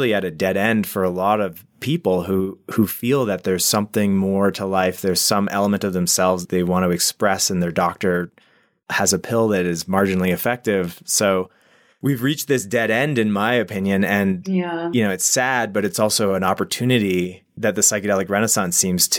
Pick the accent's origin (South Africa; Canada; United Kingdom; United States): Canada; I grew up in Canada